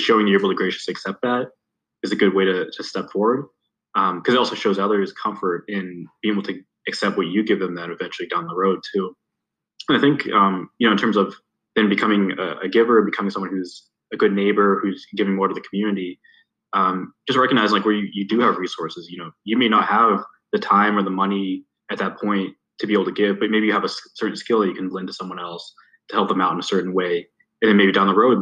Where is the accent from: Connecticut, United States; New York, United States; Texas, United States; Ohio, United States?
Ohio, United States; Youngstown; growing up in Youngstown